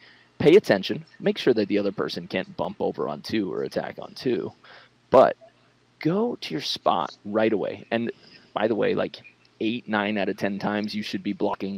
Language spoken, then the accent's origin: English; Long Island, New York, United States; I'm from Long Island